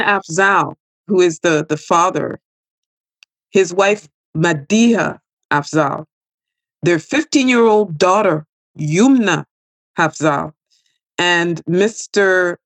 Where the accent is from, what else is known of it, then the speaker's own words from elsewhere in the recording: Quebec, Canada; I'm from Quebec